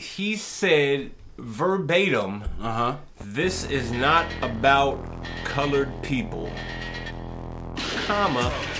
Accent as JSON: {"language": "English", "country": "United States", "tie": "born or raised there", "said": "Because I like to be referred as an American. You can call me a darker-skinned American. Because that's what I am. I was born here."}